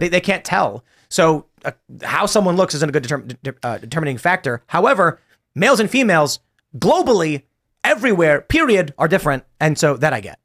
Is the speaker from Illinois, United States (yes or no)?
yes; Chicago, Illinois, United States; moved away; Growing up in Chicago, we didn't have any of this